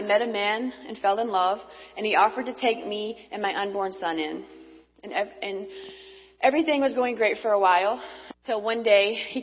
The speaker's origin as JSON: {"language": "English", "region": "North Carolina", "country": "United States", "tie": "born or raised there", "said": "born and raised in North Carolina."}